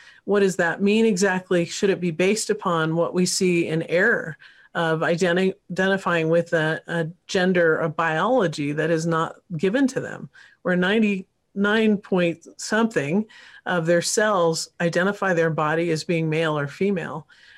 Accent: California, United States; I grew up partly in California, so Northern Cal.

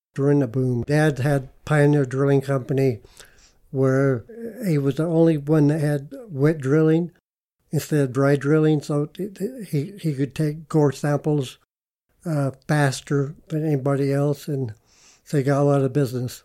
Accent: Moab, Utah, United States; moved away as an adult; I was born and raised in Moab, 1958

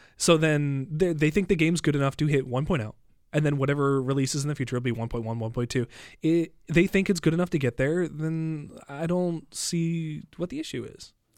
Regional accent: United States; now in Canada; I'm an American

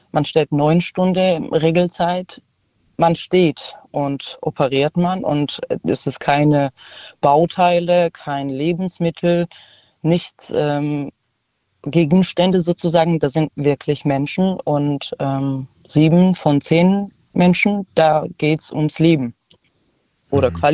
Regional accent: Georgia; now in Karlsruhe, Germany; Ich komme aus Georgien eigentlich und wohne in Karlsruhe.

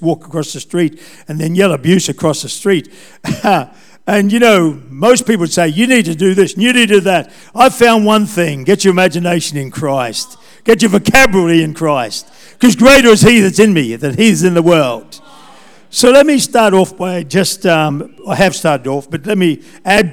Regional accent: Taree, New South Wales, Australia; I was brought up in Taree, I went to school there

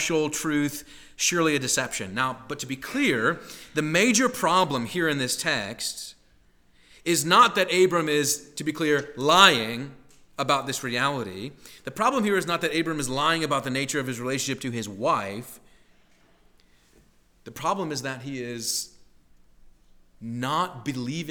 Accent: Midwest, United States; moved away as an adult; also born or lived in Boston; growing up in the Midwest

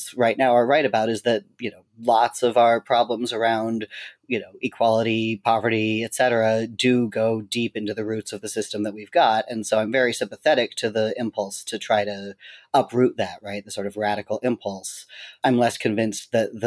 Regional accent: Seattle, Washington, United States; moved away; also born or lived in Boston; I grew up mostly in Seattle.

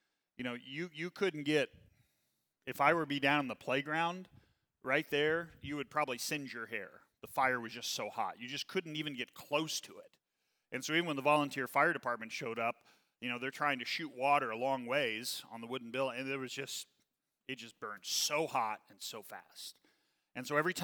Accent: southeast Missouri, United States; also born or lived in Kansas City; so I was born in Kansas City. We moved down to southeast Missouri.

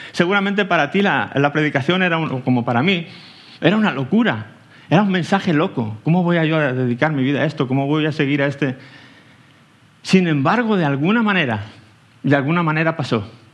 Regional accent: Aranjuez, Community of Madrid, Spain; moved away as an adult; now in Tenerife, Spain; Vengo de, soy de aquí de Aranjuez, eh, cerquita, vaya, de, de aquí

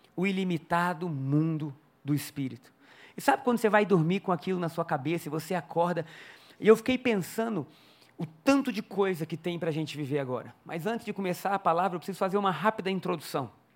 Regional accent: Brazil; Eu nasci no Brasil.

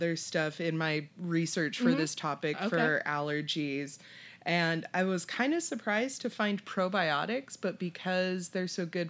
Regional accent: California, United States; I'm born and raised in California.

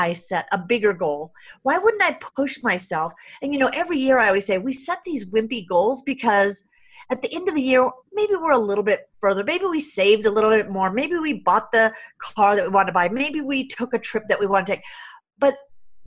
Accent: San Jose, California, United States; I grew up really poor in San Jose, California

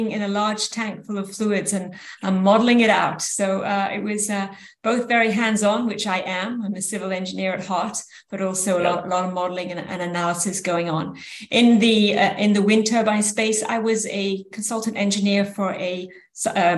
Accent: France; moved away as an adult; also born or lived in United Kingdom; now in San Francisco Bay Area, United States; I did start off life in the UK, grew up in France, and then ended in the Bay Area where my three children were raised

